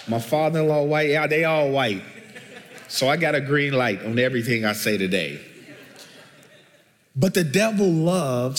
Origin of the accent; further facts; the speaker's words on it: Chicago, Illinois, United States; So I'm originally from Chicago, born and bred. I grew up in the housing projects called Argyle Gardens on the south side of Chicago